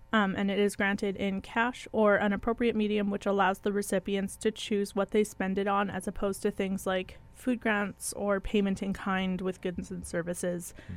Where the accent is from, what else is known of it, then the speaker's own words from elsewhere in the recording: Manitoba, Canada; we are from Manitoba